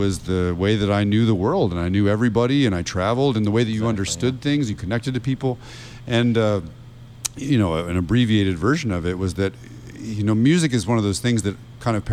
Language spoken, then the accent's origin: English; Rochester, New York, United States; moved away as an adult; also born or lived in Westchester / London; now in Sarasota, United States; I was born in New Rochelle outside New York City. We were in Westchester till I was in the third grade. And then we moved to Rochester, New York